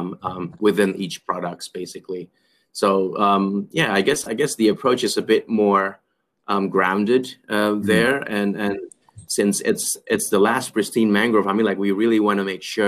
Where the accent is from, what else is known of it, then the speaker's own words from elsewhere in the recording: Jakarta, Indonesia; Growing up in Jakarta, I mean, like, it's a city life